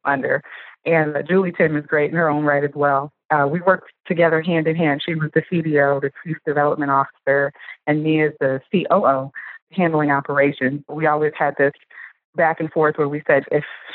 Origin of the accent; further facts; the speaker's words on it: Chicago, Illinois, United States; moved away as an adult; also born or lived in Nashville, Tennessee; now in Cleveland, United States; I'm originally from Chicago, Illinois.